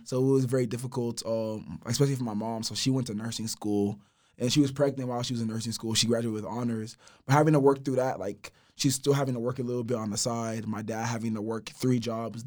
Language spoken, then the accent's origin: English; Houston, Texas, United States; Specifically in Houston, I'm from Fort Bend County